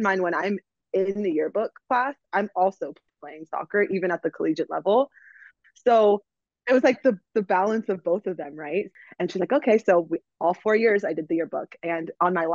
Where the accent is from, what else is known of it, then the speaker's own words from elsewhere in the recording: Sacramento, California, United States; also born or lived in Bay Area, California; So I am from Sacramento, California. Born and raised, I was actually born in the Bay Area, but I was raised in the Sacramento area